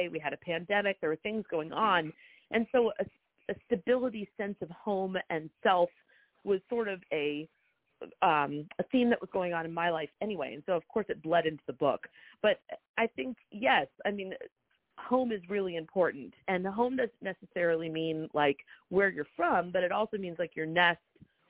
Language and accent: English; Montclair, New Jersey, United States; moved away as an adult; also born or lived in New York; now in Charleston, United States; I grew up in Montclair, New Jersey, but I spent every summer in the Lowcountry.